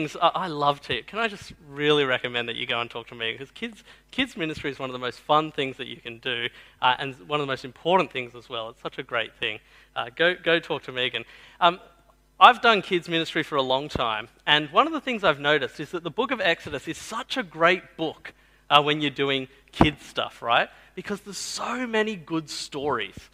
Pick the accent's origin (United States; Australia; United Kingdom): Australia; the Southwest, New South Wales; I grew up in the Southwest